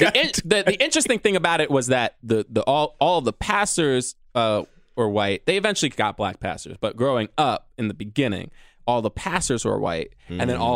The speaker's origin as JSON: {"language": "English", "town": "New York City", "region": "New York", "country": "United States", "tie": "born or raised there", "said": "I was born in Harlem"}